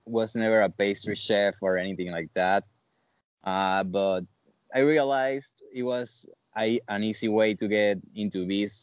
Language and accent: English; Venezuela; moved away as an adult; also born or lived in Argentina; I'm from Venezuela